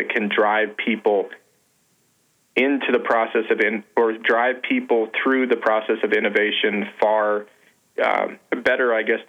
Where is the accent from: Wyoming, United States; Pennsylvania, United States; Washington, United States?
Wyoming, United States; moved away as an adult; now in Montana, United States; here in Montana, down where I grew up in Wyoming